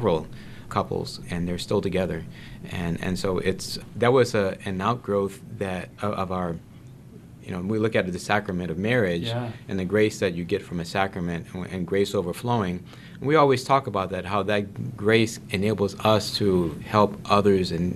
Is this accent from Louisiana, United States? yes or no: yes; New Orleans, Louisiana, United States; now in South Bend, United States; growing up in New Orleans.